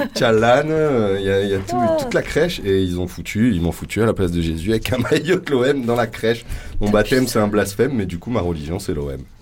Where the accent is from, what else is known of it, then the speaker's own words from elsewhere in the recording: Loudun, Nouvelle-Aquitaine, France; also born or lived in Marseille / Corsica; je suis né à Loudun, dans le 86, dans la Vienne, dans le Poitou